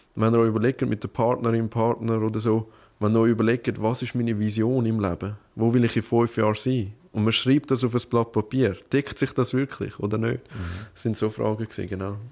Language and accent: German; Winterthur, Zurich, Switzerland; wir sind ja aus Winterthur